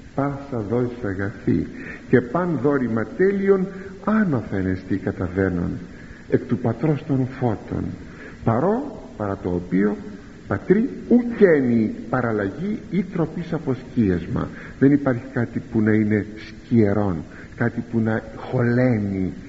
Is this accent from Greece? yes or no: yes; Greece; σαν Έλληνας